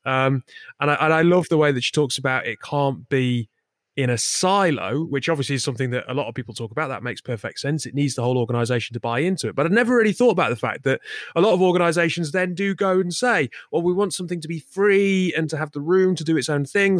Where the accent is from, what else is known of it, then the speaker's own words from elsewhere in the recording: the north of England, United Kingdom; we're both from Northern England